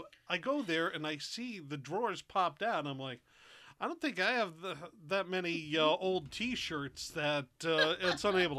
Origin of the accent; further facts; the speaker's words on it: New England, United States; we're from New England. And up here, you know, there are two factions.